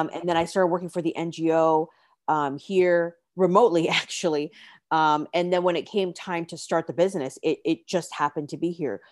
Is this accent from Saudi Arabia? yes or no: no; Canada; moved away as an adult; also born or lived in China / Singapore; originally born and raised in Canada